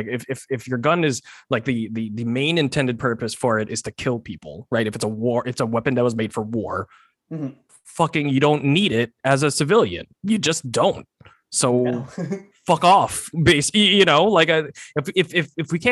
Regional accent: Texas, United States; moved away; I grew up in Texas, so like I grew up around guns.

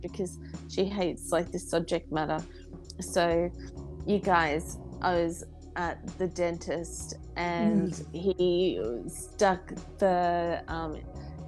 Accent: Brisbane, Queensland, Australia; my hometown

